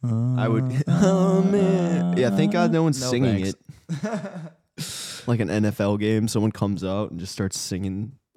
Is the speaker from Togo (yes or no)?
no; Wisconsin, United States; But growing up in the Midwest, roundabouts are just a part of life. Mm-hmm. I grew up in rural Wisconsin.